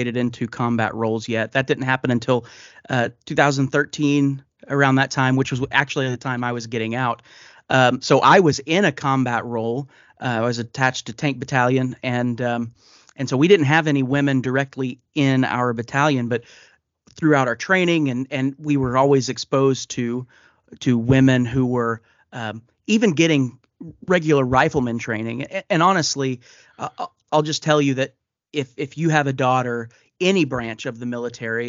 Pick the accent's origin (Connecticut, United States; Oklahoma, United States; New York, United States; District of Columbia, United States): Oklahoma, United States; born and raised in Oklahoma